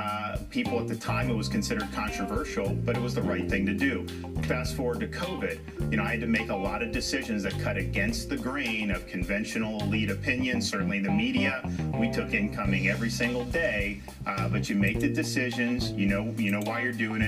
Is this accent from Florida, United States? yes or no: yes; west coast of Florida, United States; I grew up in Florida.